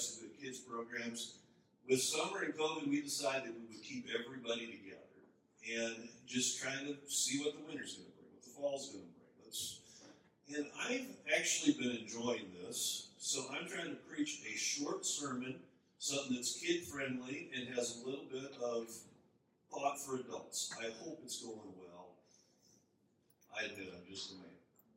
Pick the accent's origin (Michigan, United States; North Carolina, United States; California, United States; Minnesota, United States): Minnesota, United States; moved away as an adult; also born or lived in Chicago / overseas; now in North Dakota, United States; I grew up in Minnesota